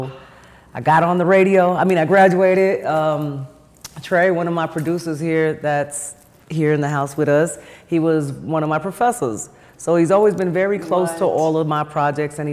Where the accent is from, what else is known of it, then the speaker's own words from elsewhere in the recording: New York, United States; moved away; I'm from New York